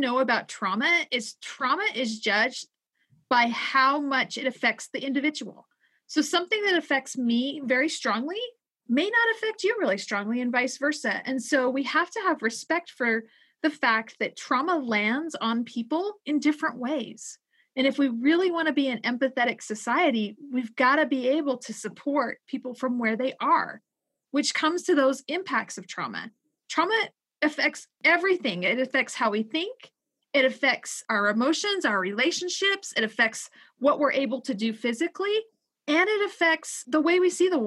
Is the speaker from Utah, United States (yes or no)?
yes; Utah, United States; my home state of Utah